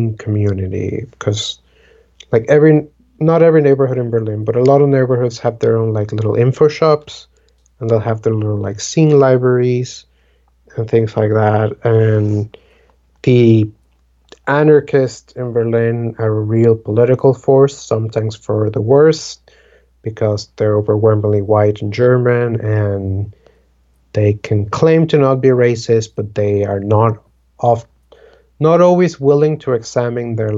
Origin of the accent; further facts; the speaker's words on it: Dominican Republic; first language Spanish; English is a second language; moved away; I'm originally from the Dominican Republic